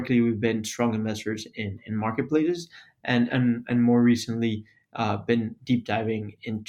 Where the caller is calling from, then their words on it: Miami, Florida, United States; I'm calling from Miami.